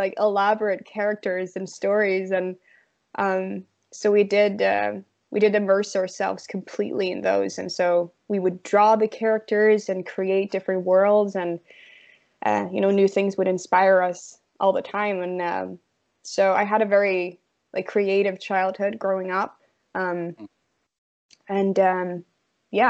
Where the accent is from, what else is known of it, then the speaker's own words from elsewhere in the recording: Norway; moved away; also born or lived in London; I grew up in a very, not even a town. It's a very small place in Norway